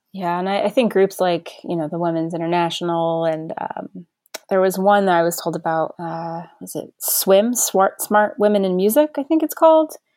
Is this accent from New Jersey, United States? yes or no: yes; New Jersey, United States; I grew up in New Jersey, so I was really close to New York